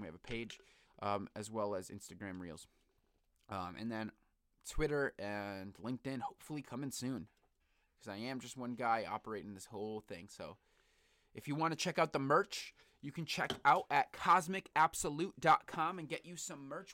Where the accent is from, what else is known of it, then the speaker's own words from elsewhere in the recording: Bristol, Connecticut, United States; also born or lived in New Britain, Connecticut; I grew up in Bristol, Connecticut